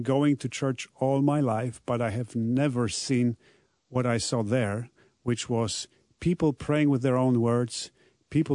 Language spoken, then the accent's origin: English; Poland; English is a second language; I am from Poland, so like pretty much everyone over there in the country, I was born into a Catholic family